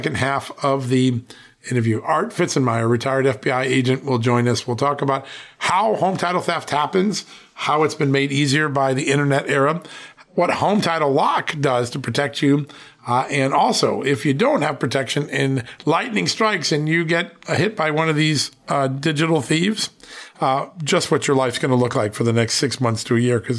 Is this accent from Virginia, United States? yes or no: yes; Virginia, United States; my home state of Virginia.